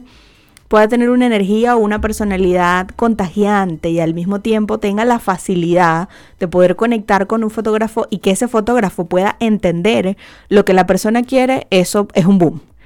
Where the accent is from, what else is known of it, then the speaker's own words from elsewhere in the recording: Venezuela; now in Chile; siendo venezolanos